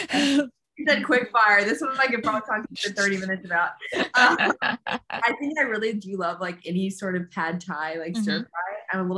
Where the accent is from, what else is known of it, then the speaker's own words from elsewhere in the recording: Houston, Texas, United States; moved away as an adult; also born or lived in Oregon; now in Birmingham, United Kingdom; I'm from Houston, Texas.